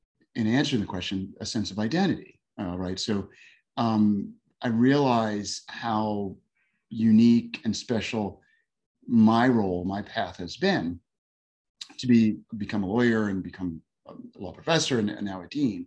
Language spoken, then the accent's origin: English; New York, United States; moved away as an adult; now in Houston, United States; I'm a New Yorker